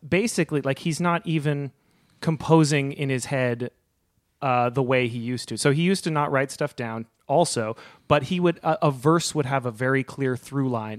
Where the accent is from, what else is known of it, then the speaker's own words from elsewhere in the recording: Berkeley, California, United States; now in Los Angeles, United States; I live in Los Angeles, but I grew up, uh, in Berkeley